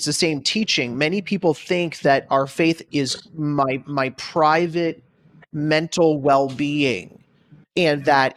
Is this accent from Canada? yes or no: yes; Canada; moved away as an adult; now in United States; I am a pastor from Canada now living in the United States